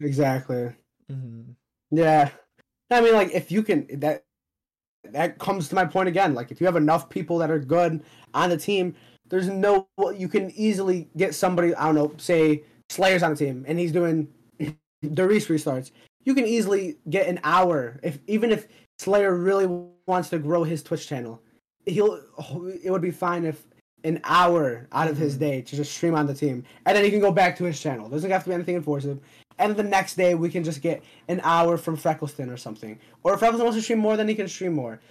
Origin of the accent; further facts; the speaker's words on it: Palestine; I'm from Palestine.